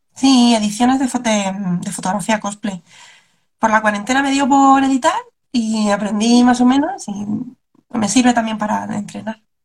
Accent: Cartagena, Region of Murcia, Spain; moved away; yo empecé en Cartagena, que es de donde yo soy, donde yo era, me mudé, ya no vivo en Cartagena

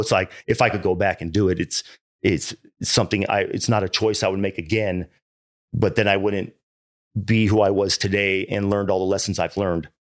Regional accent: Irvine, California, United States; also born or lived in Hawaii; I grew up in Irvine, man, and, and, uh, I was an only child

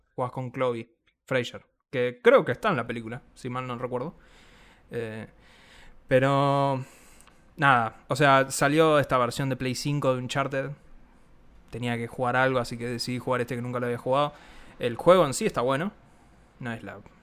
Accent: Argentina; nosotros siendo argentinos

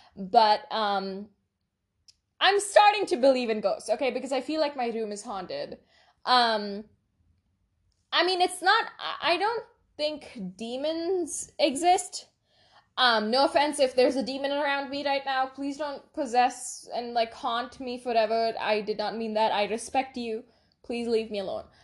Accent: India; we're Indian. I mean, we, we live in India

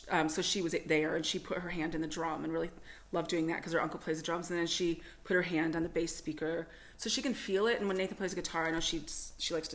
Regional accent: United States; moved away as an adult; now in Toowoomba, Australia; I'm American

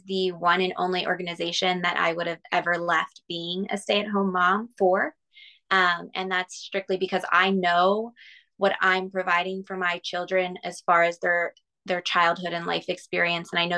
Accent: Lancaster, Pennsylvania, United States; also born or lived in Miami, Florida; I was born in Miami and like my kindergarten class had 50 kids in it and one teacher and one teacher's aide. Then we moved to Lancaster, Pennsylvania, and it's more of a rural setting

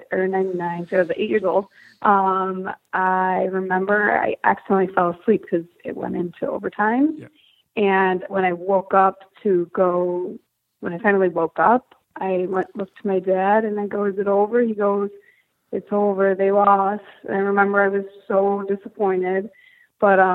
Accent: Buffalo, New York, United States; I grew up in Buffalo, New York.

